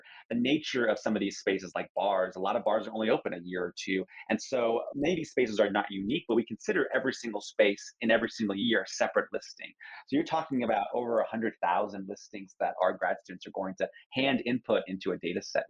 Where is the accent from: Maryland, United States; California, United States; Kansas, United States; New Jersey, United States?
California, United States; Santa Ana; born there; I was born in Santa Ana. I just never thought of Santa Ana as having a gay community. And yet I live 2 blocks away.